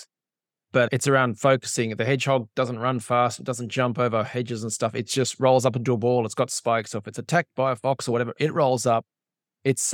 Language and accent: English; Australia; as an Aussie